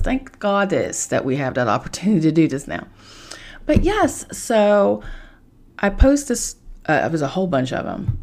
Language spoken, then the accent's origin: English; Charleston, West Virginia, United States; moved away; I am from Charleston, West Virginia